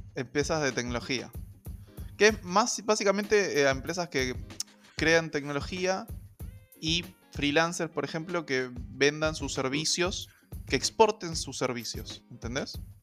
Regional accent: Argentina; en Argentina, hubieron tres eh, momentos clave en la historia de nuestro país

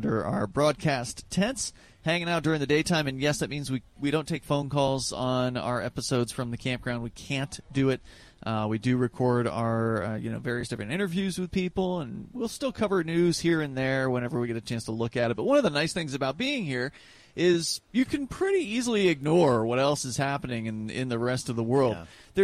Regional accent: Florida, United States; now in New Hampshire, United States; I'm from Florida.

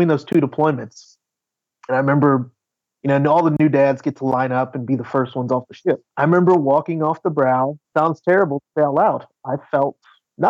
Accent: Cincinnati, Ohio, United States; moved away as an adult; also born or lived in Kentucky; I grew up in Cincinnati, what they call the Queen City, in Cincinnati, Ohio

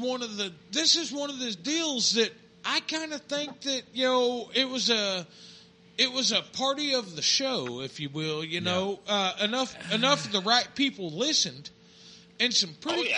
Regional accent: Oklahoma, United States; moved away; I was from Oklahoma

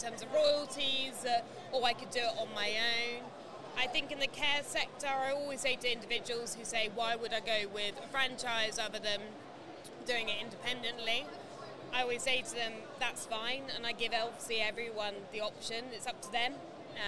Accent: Norfolk, East of England, United Kingdom; I'm from Norfolk

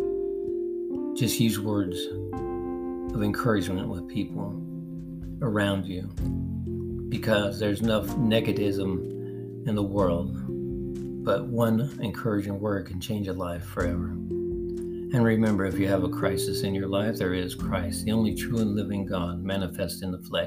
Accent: Los Angeles, California, United States; I was born and raised in Los Angeles East Side

